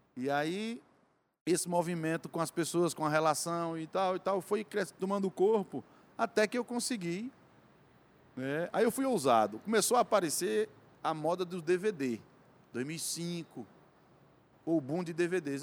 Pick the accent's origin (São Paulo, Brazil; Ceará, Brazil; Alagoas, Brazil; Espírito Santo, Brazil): Ceará, Brazil; Cariri; Sou lá do Cariri, terra do Padre Incício